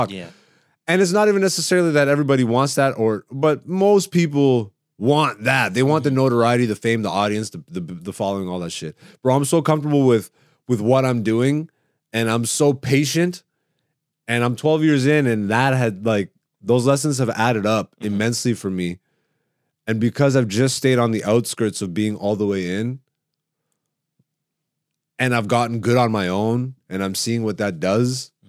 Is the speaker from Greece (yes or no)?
yes; Greece; born there; I love Ethiopia. I have Ethiopian jokes. I'm, I'm I was born in Greece. I have Greek jokes